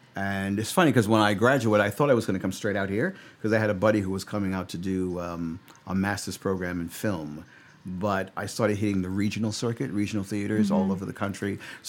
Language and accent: English; New York, United States; moved away as an adult; now in Los Angeles, United States; having grown, born and raised in New York